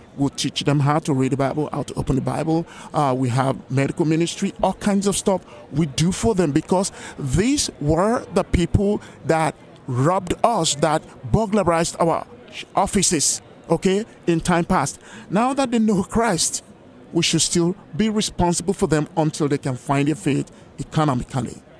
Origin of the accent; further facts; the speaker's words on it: Lagos, Nigeria; moved away; My country of origination is Nigeria in West Africa